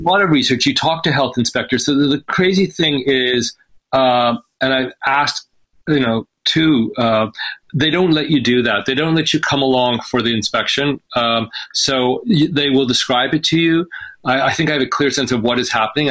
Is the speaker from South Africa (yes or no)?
no; British Columbia, Canada; also born or lived in Egypt; it's also the province that I'm from. I was raised in British Columbia